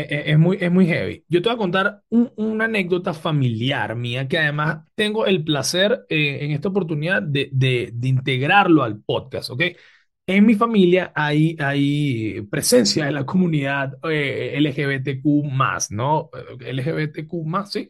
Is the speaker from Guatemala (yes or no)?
no; Venezuela; nosotros como venezolanos